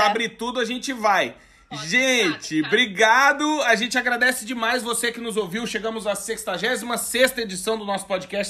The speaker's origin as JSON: {"language": "Portuguese", "country": "Brazil", "said": "Nós, como bons brasileiros"}